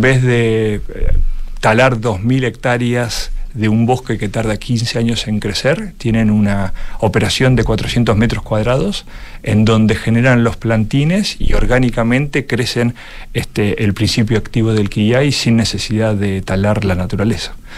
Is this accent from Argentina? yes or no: yes; Argentina; accent: Argentine; mi acento este, argentino, clarísimo